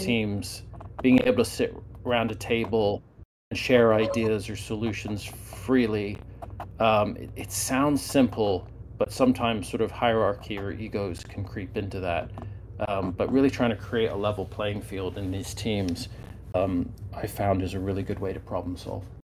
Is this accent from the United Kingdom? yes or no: yes; United Kingdom; moved away; I grew up in the United Kingdom